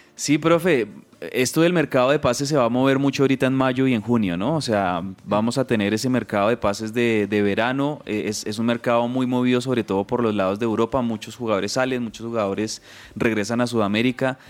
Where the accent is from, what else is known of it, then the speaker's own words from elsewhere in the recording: Colombia; somos colombianos